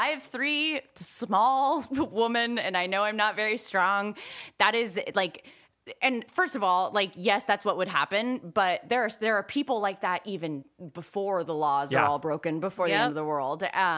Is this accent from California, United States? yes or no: yes; Rocklin, California, United States; because I'm from Sacramento, to go see them. Yeah. And the town that I'm from is called Rocklin. And I was 7 years old